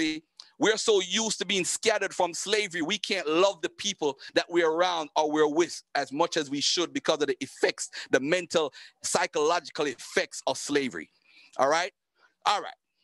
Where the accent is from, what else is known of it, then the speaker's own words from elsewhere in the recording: Jamaica; I'm Jamaican